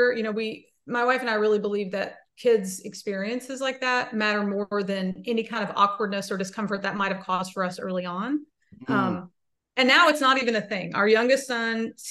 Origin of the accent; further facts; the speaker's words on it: central Kentucky, United States; I am from Kentucky, from the central part of Kentucky near like horse country